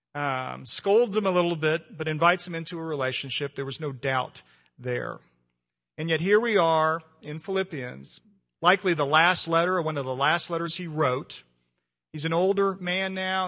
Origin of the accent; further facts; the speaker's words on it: United States; being an American